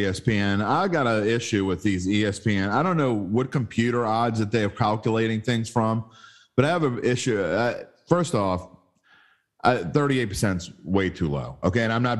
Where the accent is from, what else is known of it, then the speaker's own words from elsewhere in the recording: West Bank, Palestine; Look, buddy, I'm from the West Bank.